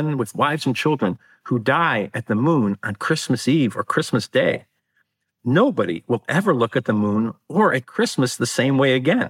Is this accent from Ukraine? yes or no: no; Chicago, Illinois, United States; my hometown of Chicago